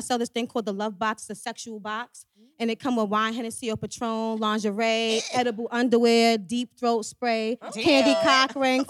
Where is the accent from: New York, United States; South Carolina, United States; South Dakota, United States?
New York, United States; Roosevelt; I'm from Roosevelt, New York.